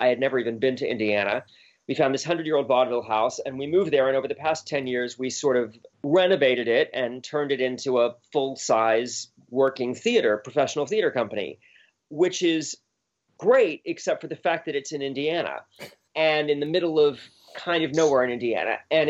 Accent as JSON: {"language": "English", "country": "Bermuda", "tie": "born or raised there", "said": "I grew up in Bermuda, of all places, which is a British colony."}